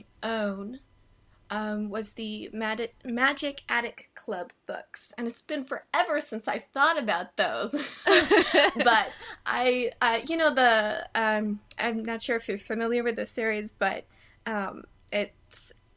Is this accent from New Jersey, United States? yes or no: no; Kansas, United States; I was born and raised in Kansas, so it was a rather slow and quiet childhood